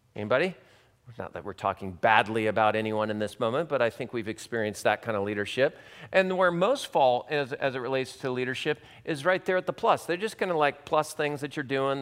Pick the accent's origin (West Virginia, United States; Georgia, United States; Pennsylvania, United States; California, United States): California, United States; Long Beach; moved away as an adult; also born or lived in Santa Barbara, California / Hawaii; now in Kansas City, United States; I grew up in Long Beach, California